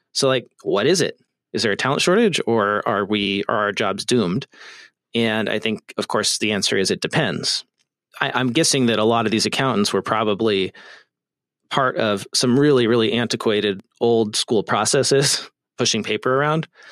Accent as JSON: {"language": "English", "region": "California", "country": "United States", "tie": "born or raised there", "said": "the great state of California, my home state"}